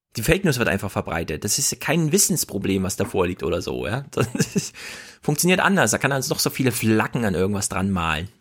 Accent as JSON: {"language": "German", "country": "Germany", "said": "Bei uns in Deutschland"}